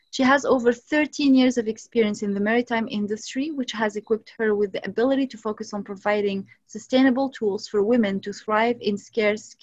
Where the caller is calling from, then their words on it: Vancouver, British Columbia, Canada; I'm the co host of African Jeopardy, and I'm recording from Vancouver in BC, Canada.